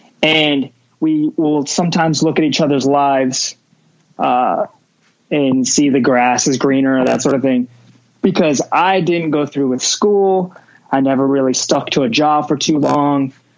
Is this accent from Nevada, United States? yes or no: yes; Las Vegas, Nevada, United States; But I also think about, like, as growing up in Vegas, a lot of people are trying to get out of here, or they're just like, it's the worst place to live